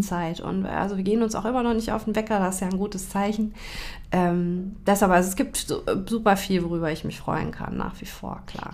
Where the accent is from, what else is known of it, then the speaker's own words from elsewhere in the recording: Taunus, near Frankfurt am Main, Hesse, Germany; now in Hamburg, Germany; ich bin in Frankfurt am Main geboren. Mhm bin da im beschaulichen Taunus aufgewachsen